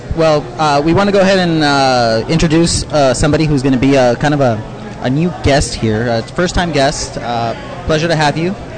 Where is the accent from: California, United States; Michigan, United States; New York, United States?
California, United States; San Diego; also born or lived in Otay Mesa; I grew up in North Park